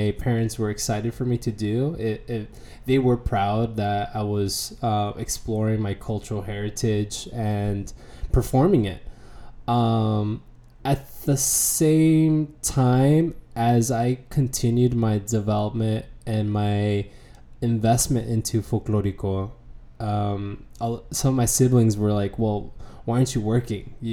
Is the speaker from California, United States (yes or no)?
yes; San Diego, California, United States; moved away as an adult; also born or lived in Santa Barbara, California / Pittsburgh, Pennsylvania; now in Washington, D.C., United States; I grew up in San Diego, spent most of my life there